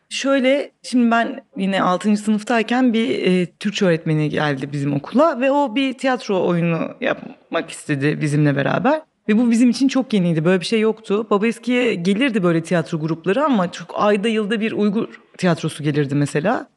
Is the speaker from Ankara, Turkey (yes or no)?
no; Babaeski, Kırklareli, Turkey; also born or lived in Bakırköy, Istanbul; 10 yaşına kadar İstanbul'da oturuyorduk. Biz e, Bakırköy'de. 10 yaşından sonra Kırklareli'nin bir ilçesi olan Babaeski'ye taşındık.